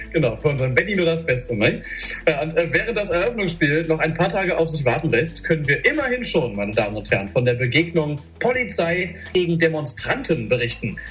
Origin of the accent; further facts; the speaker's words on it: Germany; moved away as an adult; now in Thessaloniki, Greece; du als Deutscher